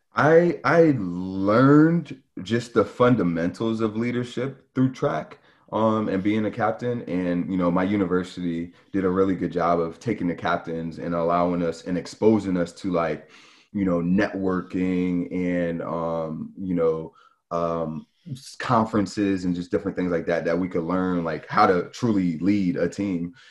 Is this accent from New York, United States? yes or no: yes; New York, United States; growing up in New York, you just get exposed to, you know, just, just so much